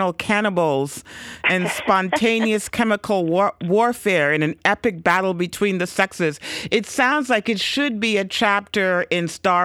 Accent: Toronto, Ontario, Canada; moved away as an adult; also born or lived in Caribbean; now in United States; I'm a Canadian citizen as well. I grew up in Toronto

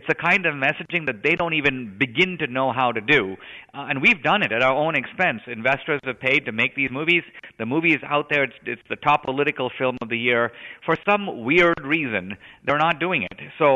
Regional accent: India; moved away; I grew up in India

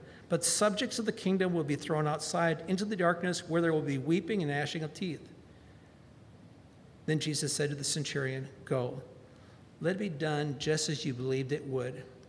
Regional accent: Valdosta, Georgia, United States; my hometown of Valdosta, Georgia, named a day after me

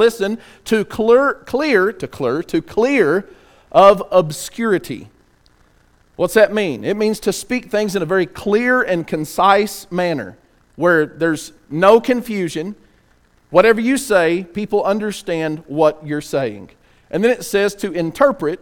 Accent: West Texas, United States; I'm from West Texas too

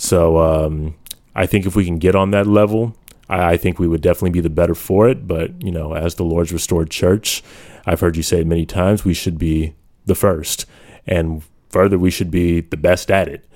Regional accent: United States; I haven't been a proud American for quite some time, but I have owned that label

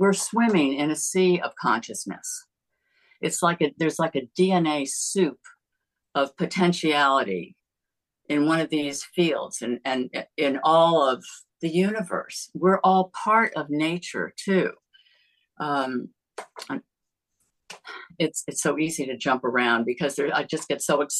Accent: United States; I grew up near Long Island Sound, and salt water is like in my veins.

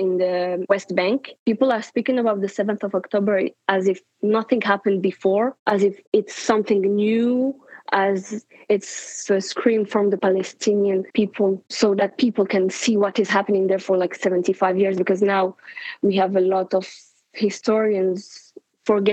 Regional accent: France; also born or lived in Morocco; I was born in Morocco, but I grew up in France

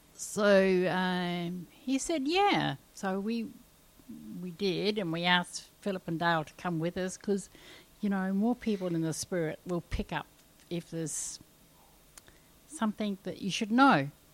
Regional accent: New Zealand; moved away; also born or lived in Kalgoorlie, Australia; I come from New Zealand and I come from the wettest area in New Zealand, so we have bush galore, and and I have grown up with just being able to walk down in the bush at any time I liked

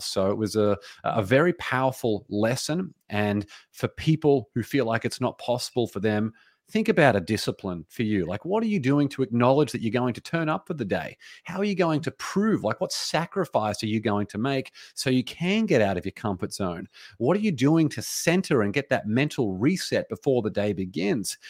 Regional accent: Australia; now in United States; as an Australian, even though I live in America now

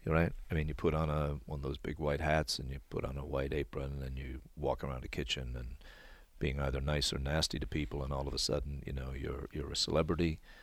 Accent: Newfoundland and Labrador, Canada; I come from Newfoundland

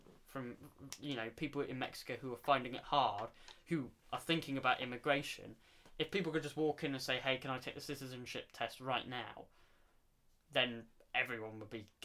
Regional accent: England, United Kingdom; I'm English

